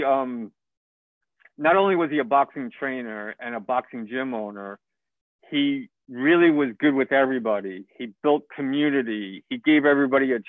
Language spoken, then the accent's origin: English; New York City, New York, United States; I was born and raised in New York City